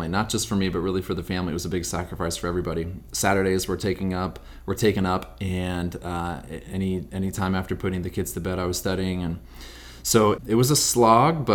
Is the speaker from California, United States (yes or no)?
yes; Sonora, California, United States; I grew up in Sonora, California, which is about 100 miles east of here.